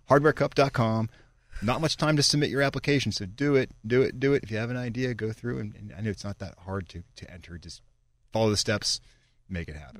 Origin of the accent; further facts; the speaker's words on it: Edgewood, Pennsylvania, United States; I want Edgewood to do that, my hometown